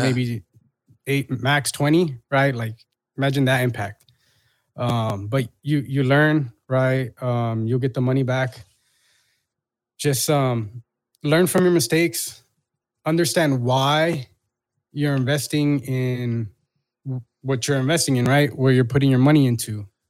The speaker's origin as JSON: {"language": "English", "town": "Long Beach", "region": "California", "country": "United States", "said": "I'm a kid from Long Beach."}